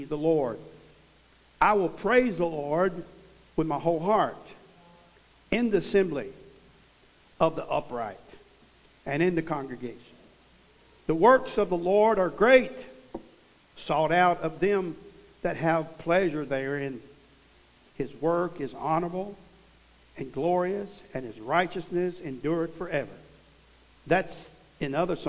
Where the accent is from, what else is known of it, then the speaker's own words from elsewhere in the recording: Missouri, United States; I come from Missouri